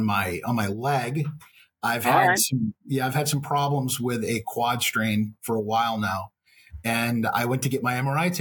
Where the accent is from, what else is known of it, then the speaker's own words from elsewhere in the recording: Texas, United States; And being Texan, there's really very rarely a meal that doesn't involve beef.